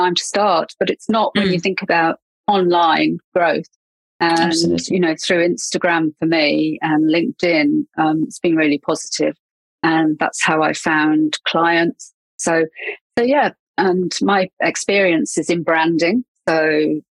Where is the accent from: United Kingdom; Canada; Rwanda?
United Kingdom; England; accent: English; moved away as an adult; now in New Zealand; you can probably tell from my accent that I'm English. And I moved to New Zealand about 8 years ago.